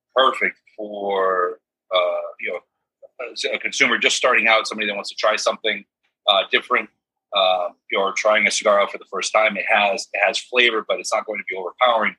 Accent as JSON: {"language": "English", "town": "Fox Point", "region": "Wisconsin", "country": "United States", "tie": "born or raised there", "moved": "yes", "said": "I grew up in Wisconsin."}